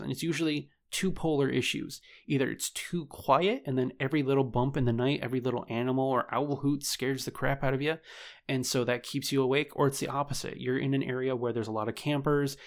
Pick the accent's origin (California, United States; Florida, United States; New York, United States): New York, United States; my home state of New York